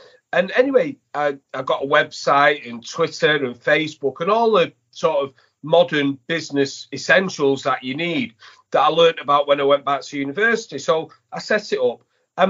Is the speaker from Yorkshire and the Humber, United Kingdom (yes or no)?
no; Manchester, North West England, United Kingdom; And I'm from Manchester.